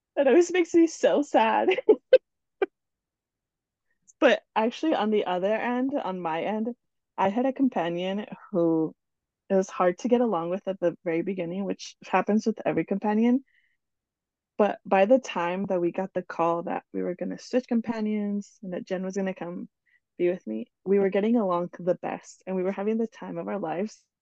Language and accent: English; New Jersey, United States; also born or lived in Ecuador; now in Oklahoma, United States; I was born in Ecuador, and I grew up in New Jersey with my family.